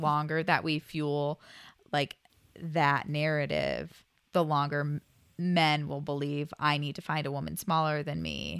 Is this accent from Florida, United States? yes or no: no; Kent, Ohio, United States; also born or lived in Oregon; born and raised in Ohio. Did a little stint in Oregon for a bit, but back in Ohio